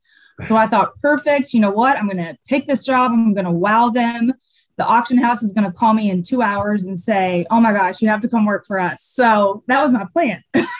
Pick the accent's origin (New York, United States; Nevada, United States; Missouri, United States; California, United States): Missouri, United States; by the Arkansas state line, southern; accent: Southern; now in Chicago, United States; I am from the very bottom part of Missouri, right by the Arkansas state line.